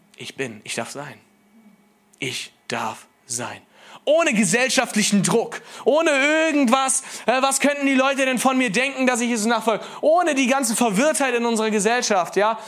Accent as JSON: {"language": "German", "region": "Rhineland", "country": "Germany", "said": "Ich bin Rheinländer mit Migrationshintergrund"}